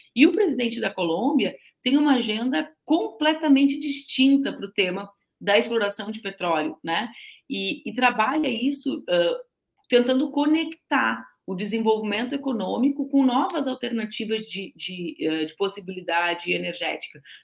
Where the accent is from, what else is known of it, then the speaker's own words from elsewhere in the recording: Porto Alegre, Rio Grande do Sul, Brazil; eu sou porto-alegrense